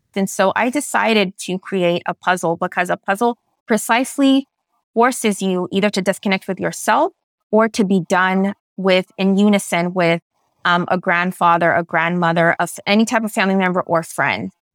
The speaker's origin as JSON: {"language": "English", "town": "San Francisco", "region": "California", "country": "United States", "tie": "born or raised there", "first_language": "Spanish", "second_language": "English", "said": "Growing up in San Francisco, which is where I was born, was an incredibly culturally enriching experience"}